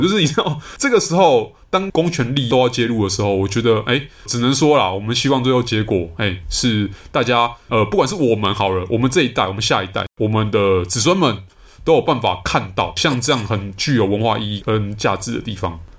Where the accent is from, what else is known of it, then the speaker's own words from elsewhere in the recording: Taipei, Taiwan; 像我这样子台北小孩，就是身为台湾人